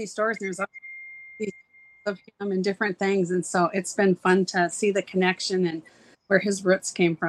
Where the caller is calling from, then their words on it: Ferndale, California, United States; I am calling in from Ferndale, California, which is very northern part of California.